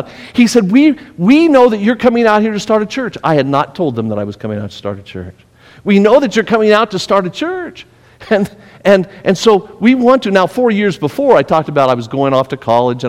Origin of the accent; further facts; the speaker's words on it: Las Vegas, Nevada, United States; moved away as an adult; I was born and raised in Las Vegas